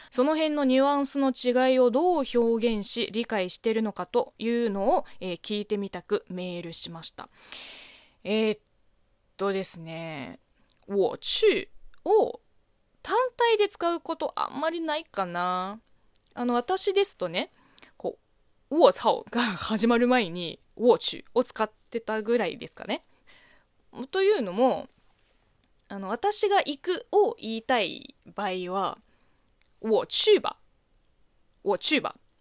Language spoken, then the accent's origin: Japanese; Zhejiang, China; Japanese is a second language; moved away as an adult; now in Japan; 私は、浙江省の出身なので、まあ、自分の地元の方言